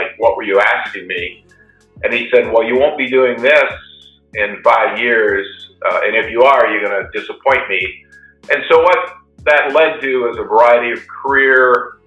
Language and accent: English; Iowa, United States; I grew up in Iowa in a small rural farming community